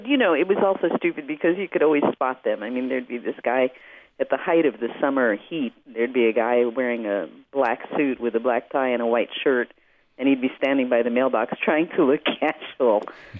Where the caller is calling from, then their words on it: Nashville, Tennessee, United States; I'm actually in Nashville. I'm home for 36 hours.